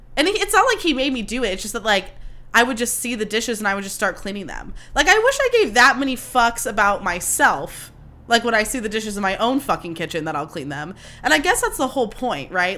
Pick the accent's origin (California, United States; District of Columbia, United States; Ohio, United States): California, United States; Livermore; also born or lived in Sonoma County; I grew up in Livermore where it's like hundred degrees every five seconds